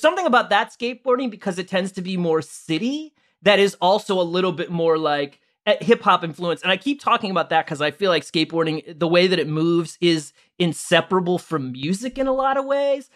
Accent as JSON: {"language": "English", "town": "St. Louis", "region": "Missouri", "country": "United States", "said": "I'm from Saint Louis"}